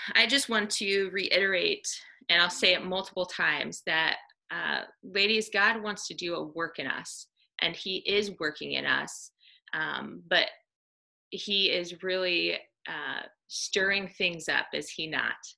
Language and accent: English; Iowa, United States; I grew up in Iowa on a dairy farm